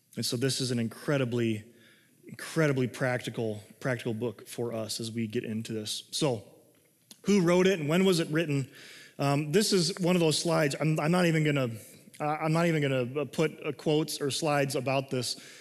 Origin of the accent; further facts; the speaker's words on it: United States; As an American citizen of this country